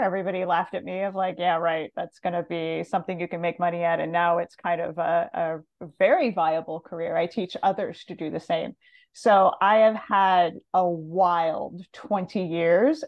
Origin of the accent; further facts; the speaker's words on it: Montana, United States; moved away; also born or lived in Los Angeles; I grew up in Montana, kind of a small town girl